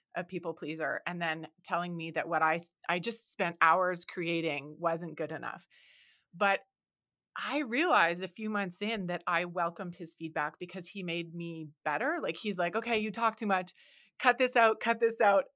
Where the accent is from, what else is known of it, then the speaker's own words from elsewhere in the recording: Canada; because I am from Canada